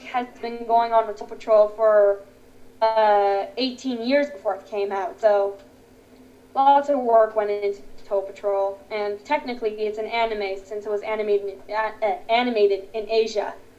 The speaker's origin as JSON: {"language": "English", "town": "Toronto", "region": "Ontario", "country": "Canada", "tie": "born or raised there", "said": "I am from Canada, Toronto. Very nice place"}